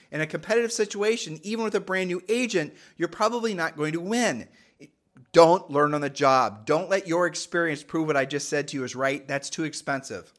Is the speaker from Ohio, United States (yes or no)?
yes; Ohio, United States; we're from Ohio